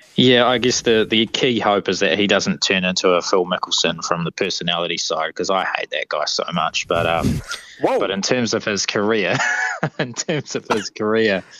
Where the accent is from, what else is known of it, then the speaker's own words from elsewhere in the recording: Wellington, New Zealand; we're from Wellington